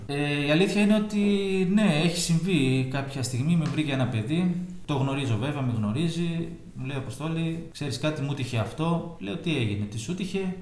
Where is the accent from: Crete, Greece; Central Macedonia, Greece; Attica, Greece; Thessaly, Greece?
Thessaly, Greece; Karditsa; moved away as an adult; also born or lived in Athens, Greece; now in Tinos, Greece; είμαι από Καρδίτσα συγκεκριμένα. Έχουμε έρθει στο νησί το 2010